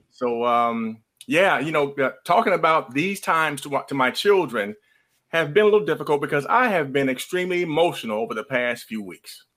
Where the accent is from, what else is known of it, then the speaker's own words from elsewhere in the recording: Midwest, United States; now in Georgia, United States; I grew up in the Midwest